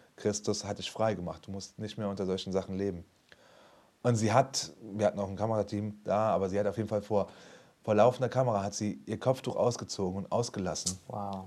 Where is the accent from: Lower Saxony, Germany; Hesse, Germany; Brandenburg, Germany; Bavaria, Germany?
Hesse, Germany; Frankfurt; ich bin aus Frankfurt